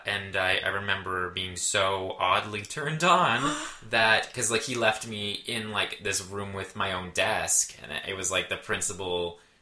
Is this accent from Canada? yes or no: yes; Brantford, Ontario, Canada; born or raised there; moved away